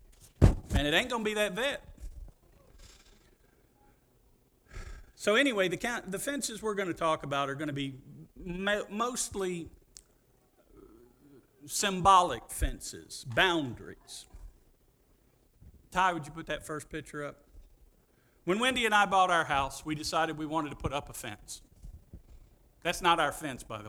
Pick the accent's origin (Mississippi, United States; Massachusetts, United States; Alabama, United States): Mississippi, United States; Pascagoula; I'm from Pascagoula